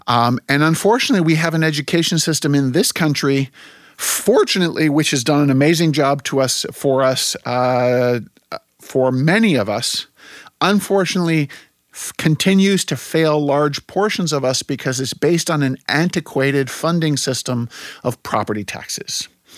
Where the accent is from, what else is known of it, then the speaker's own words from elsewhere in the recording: Germany; also born or lived in United States; I grew up partly in Germany and partly in the U.S. I have a dual citizenship.